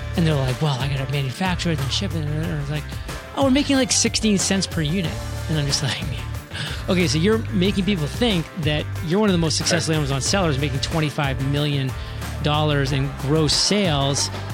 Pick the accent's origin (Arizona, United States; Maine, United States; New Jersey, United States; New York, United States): Maine, United States; now in Puerto Rico; back in my hometown in Maine